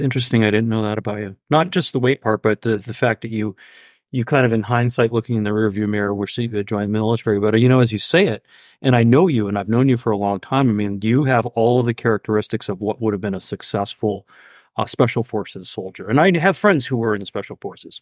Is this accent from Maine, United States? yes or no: yes; Mount Vernon, Maine, United States; I grew up in Mount Vernon